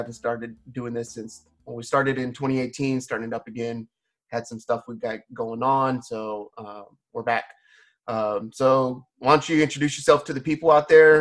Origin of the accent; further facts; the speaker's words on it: Sacramento, California, United States; I'm from like the Sacramento